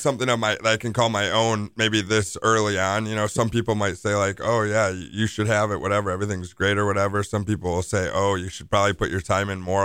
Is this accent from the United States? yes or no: yes; Milwaukee, Wisconsin, United States; I'm born and raised in Bayview